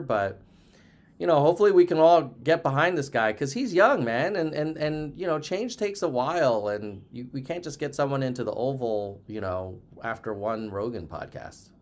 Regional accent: United States; as an American

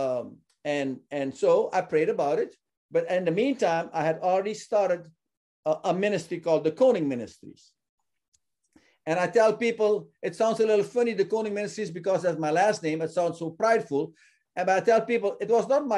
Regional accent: Suriname; my home country of Suriname

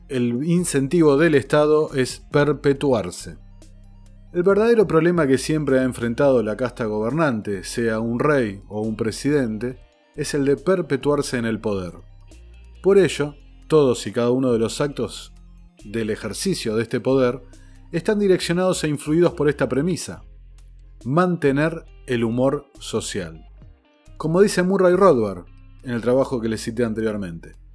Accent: Argentina; el nuestro

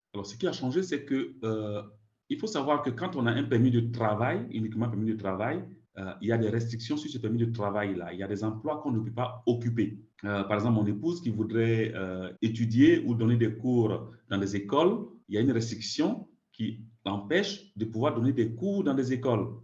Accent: Côte d’Ivoire; moved away as an adult; also born or lived in France; now in Canada; je suis né en Côte d'Ivoire

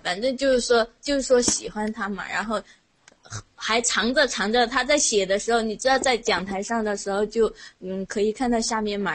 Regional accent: Sichuan, China; 我试四川的，因为我们在你那个平翘舌部分嘛，然后就是说普通话很别扭

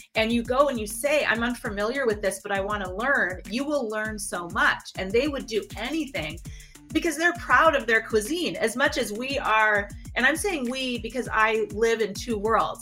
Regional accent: Minneapolis, Minnesota, United States; also born or lived in Detroit, Michigan; I was born in Detroit, and my then we moved to uh, Minneapolis, St. Paul area

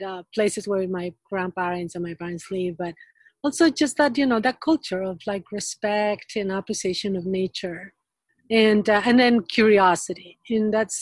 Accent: Peru; moved away; I got a degree in biology that was in Peru. I'm originally from Peru. I was born in Peru

